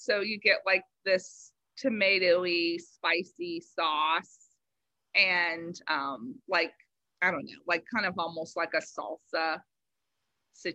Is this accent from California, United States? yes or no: yes; Los Angeles, California, United States; also born or lived in San Fernando Valley; now in Savannah, United States; I was born and raised in Los Angeles first. And then my parents moved when I was about 3 and a half to the Valley.